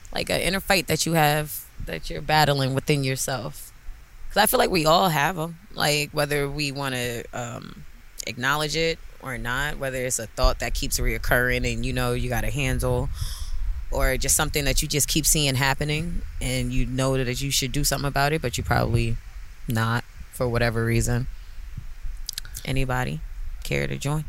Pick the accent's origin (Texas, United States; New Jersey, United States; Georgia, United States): New Jersey, United States; Neptune; We're from Neptune, so this beach is literally 10, 10, 15 minutes from our homes and where we grew up at.